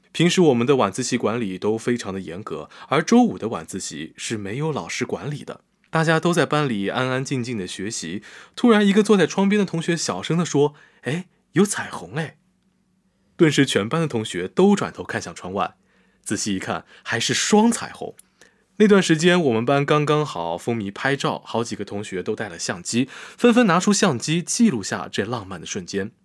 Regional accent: Jiaxing, Zhejiang, China; 我们家新那边有很多工厂

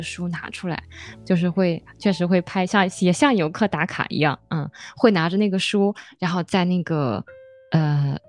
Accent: Hefei, Anhui, China; moved away as an adult; now in Shanghai, China; 我的家乡在合肥，那其实三十多年前的合肥也是比较落后的。

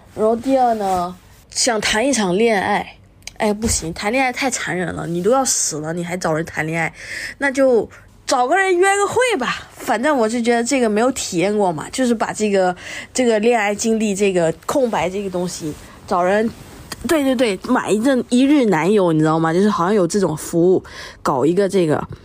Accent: Malaysia; 我是一个辩论员，我是马来西亚人，祖籍是福建，而我妈呢是个客家人

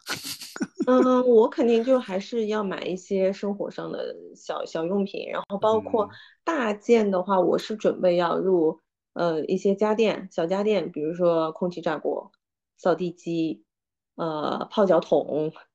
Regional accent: Suzhou, Jiangsu, China; 我们苏州人叫朱噜噜

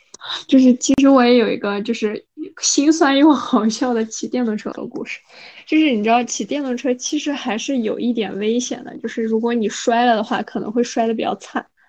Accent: Xinjiang, China; 我们新疆人嘛，差不多两点多吃饭

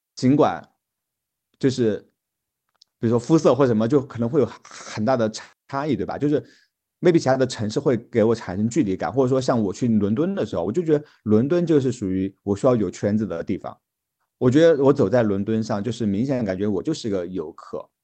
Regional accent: China; 我们作为中国人

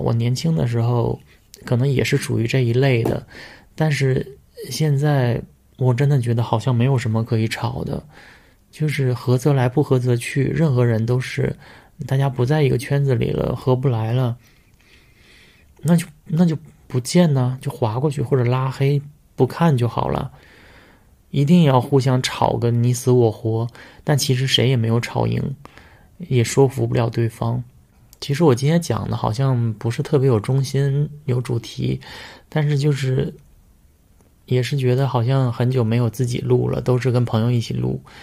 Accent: China; 我们都是在中国的传统家庭长大，我们都是有双亲，有父母，有爷爷奶奶，七大姑八大姨

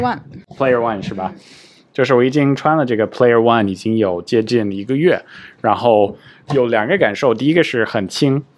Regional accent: United States; moved away; 我自己小时候在美国长大

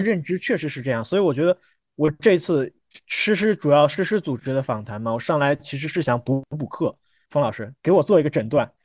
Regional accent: Hubei, China; 我老家是湖北的

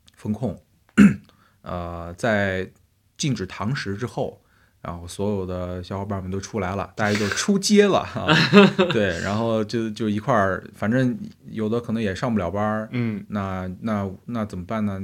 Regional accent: Xinjiang, China; moved away as an adult; now in Beijing, China; 虽然我是新疆人

